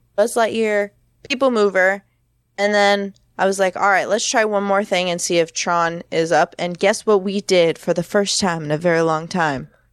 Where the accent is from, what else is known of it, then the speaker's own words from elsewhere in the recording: Florida, United States; moved away; I'm originally from Florida